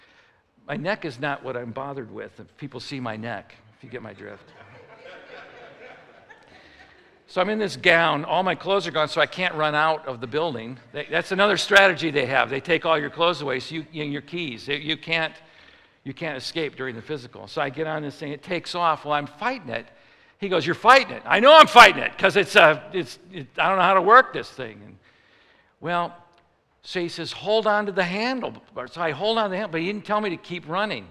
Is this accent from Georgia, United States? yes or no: no; Chicago, Illinois, United States; I'm from Chicago